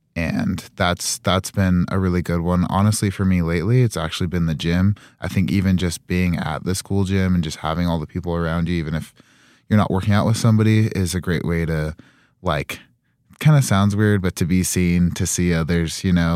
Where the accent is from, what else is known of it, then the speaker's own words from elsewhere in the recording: Utah, United States; moved away as an adult; now in Rexburg, United States; I am from Utah, so definitely used to the cold.